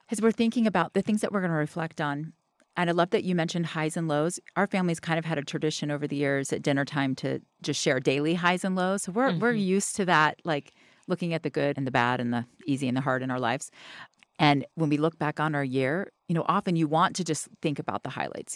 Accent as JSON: {"language": "English", "region": "the South", "country": "United States", "said": "I'm from the South"}